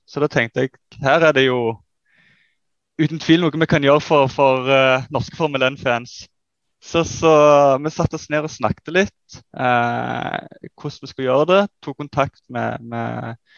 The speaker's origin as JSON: {"language": "Norwegian", "country": "Netherlands", "moved": "yes", "lives_now": "Sandnes, Norway", "said": "Sjøl er jeg nederlender"}